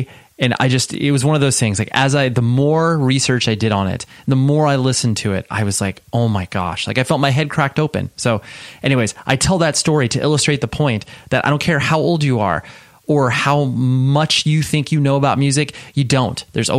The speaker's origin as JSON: {"language": "English", "town": "Las Vegas", "region": "Nevada", "country": "United States", "tie": "born there", "said": "I was born in Vegas, and so, like, mm-hmm. UNLV was my team"}